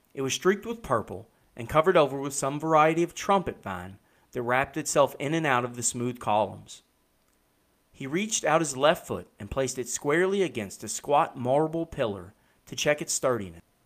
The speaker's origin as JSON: {"language": "English", "region": "Kentucky", "country": "United States", "said": "I'm from Kentucky"}